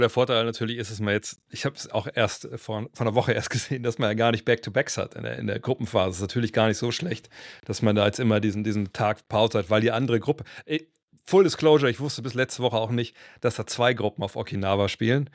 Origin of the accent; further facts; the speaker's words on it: Cologne, North Rhine-Westphalia, Germany; bei uns in Köln damals